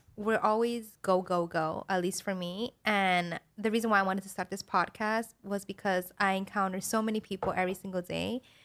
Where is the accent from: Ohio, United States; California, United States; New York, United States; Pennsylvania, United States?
New York, United States; New York City; that's where I grew